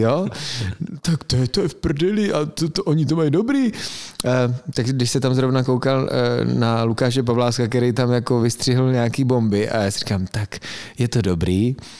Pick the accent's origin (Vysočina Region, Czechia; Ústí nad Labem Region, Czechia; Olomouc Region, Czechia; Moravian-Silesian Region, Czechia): Moravian-Silesian Region, Czechia; Frýdek-Místek; jsem z Beskyt